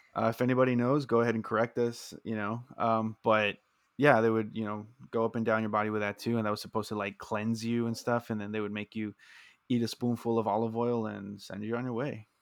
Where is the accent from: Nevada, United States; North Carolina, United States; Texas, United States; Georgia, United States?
Texas, United States; South; we're both uh, born and raised in Texas South Texas specifically